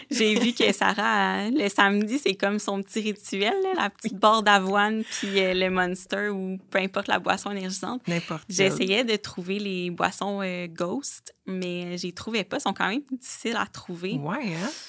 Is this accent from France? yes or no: no; Blainville, Quebec, Canada; J'ai 29 ans. Je viens de Blainville, mhm. I guess. J'ai grandi là-bas.